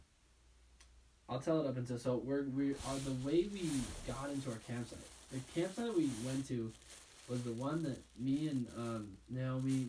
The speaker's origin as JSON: {"language": "English", "town": "Park City", "region": "Utah", "country": "United States", "tie": "born or raised there", "said": "growing up in Park City"}